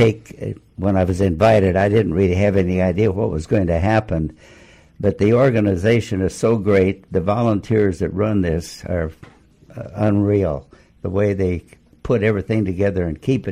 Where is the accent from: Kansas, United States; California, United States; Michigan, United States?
Kansas, United States; Solomon; moved away as an adult; also born or lived in Downs, Kansas / Russell, Kansas / Missouri / Iowa; now in Puget Sound, United States; I was born in a town called Downs. Lived in, went to high school in a little town called Solomon, which was close